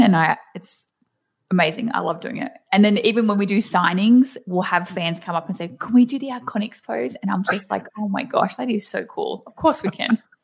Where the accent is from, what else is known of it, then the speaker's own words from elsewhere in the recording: Australia; accent: thick Aussie; moved away as an adult; now in United States; I have tried so hard to keep my Aussie accent because I do have a very thick accent